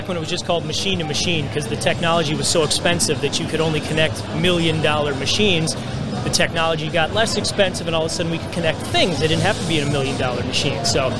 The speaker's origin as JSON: {"language": "English", "town": "Minneapolis", "region": "Minnesota", "country": "United States", "said": "Minnesota. Hey, Minneapolis."}